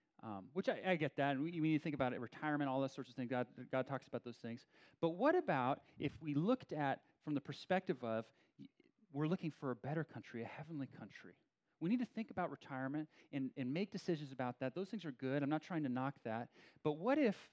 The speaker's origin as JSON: {"language": "English", "area": "Bay Area", "region": "California", "country": "United States", "also_born_or_lived": "San Diego / Albany / Berkeley / Beijing", "said": "I'm from the Bay Area. I've lived here, I don't know, about 20 years of my life"}